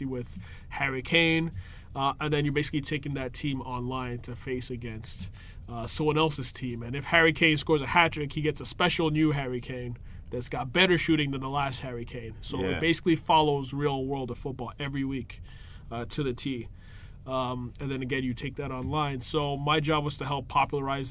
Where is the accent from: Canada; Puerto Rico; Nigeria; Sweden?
Nigeria; Lagos; moved away; I'm originally from Nigeria. I was born in Lagos